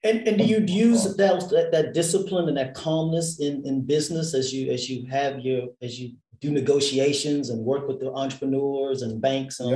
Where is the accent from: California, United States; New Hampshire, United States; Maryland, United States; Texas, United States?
Texas, United States; Houston; moved away as an adult; now in Washington, D.C., United States; I grew up in Texas and Houston, Texas